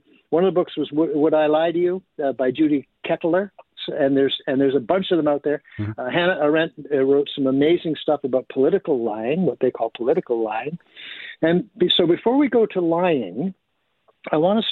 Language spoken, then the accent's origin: English; Canada; we're Canadian